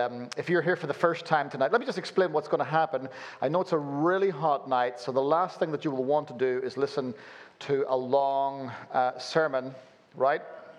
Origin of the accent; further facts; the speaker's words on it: Belfast, Northern Ireland, United Kingdom; born there; Forgive this weird accent that I've got going on here. I was born in Belfast and then have lived all over the place, so you end up with a weird accent like this